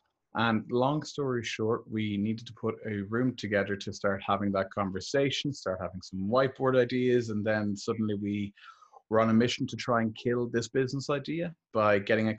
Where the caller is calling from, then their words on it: Dublin, Leinster, Ireland; So I'm calling here from Dublin today